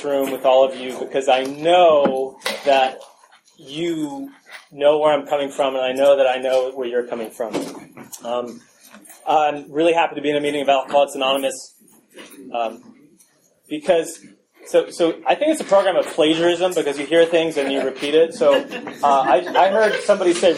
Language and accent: English; New York City, New York, United States; I grew up in New York City